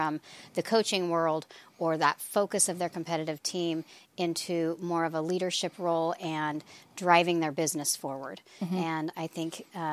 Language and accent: English; Oregon, United States; moved away as an adult; now in Ohio, United States; I am originally from Oregon and came out to Ohio just to be here for a few years